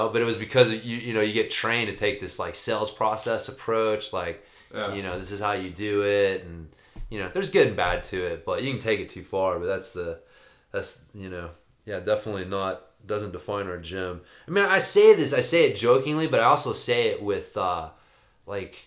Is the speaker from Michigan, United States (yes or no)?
no; Oklahoma, United States; now in Colorado, United States; I'm from Oklahoma